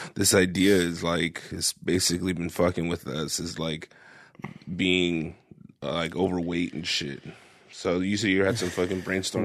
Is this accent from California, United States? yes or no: yes; Parlier, California, United States; moved away as an adult; Ray and I grew up in was in Parlier in a small town